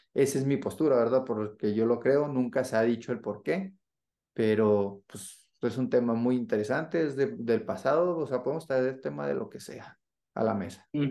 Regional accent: northern Mexico, Mexico; now in Mexico City, Mexico; nosotros como norteños pues, somos muy directos

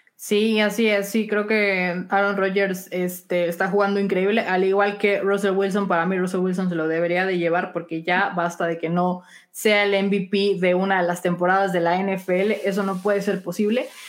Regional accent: Chihuahua, Mexico; mi tierra natal de Chihuahua

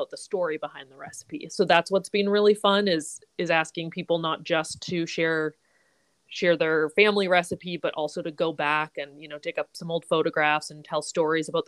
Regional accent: British Columbia, Canada; I grew up in BC.

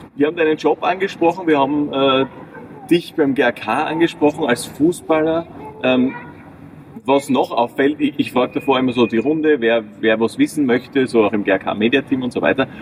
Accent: north of Graz, Styria, Austria; ich komme jetzt ein bisschen aus dem Norden von Graz

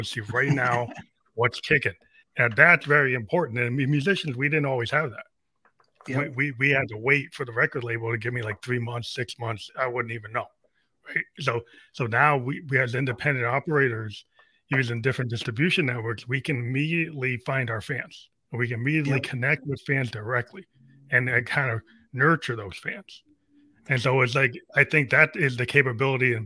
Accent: New Hampshire, United States; my hometown in New Hampshire

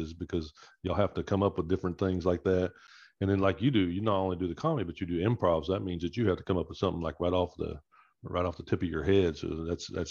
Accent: Texas, United States; accent: Texas; my Texas accent and words come out more

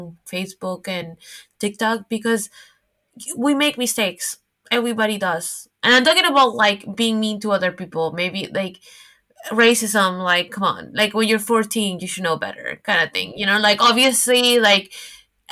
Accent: Miami, Florida, United States; moved away as an adult; also born or lived in New York; now in Paris, France; growing up in Miami

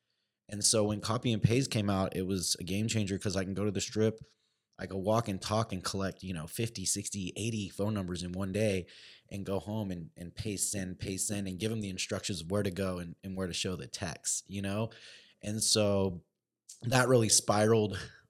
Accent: California, United States; And I had a buddy I grew up with back in California, and he was working in a club.

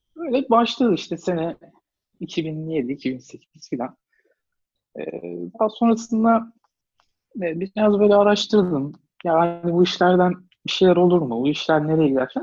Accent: Ankara, Turkey; Ankara'da doğdum, büyüdüm

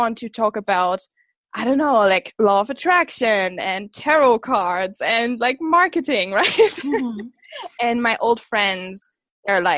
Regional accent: Germany; also born or lived in Scotland; I am from Germany. I grew up here. Small town girl, literally the village I come from is like 1,000 people

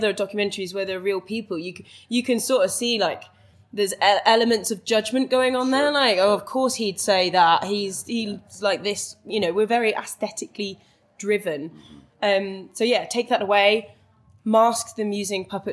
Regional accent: Welsh, Wales, United Kingdom; now in London, United Kingdom; I'm Welsh and spend a lot of time in Wales as well.

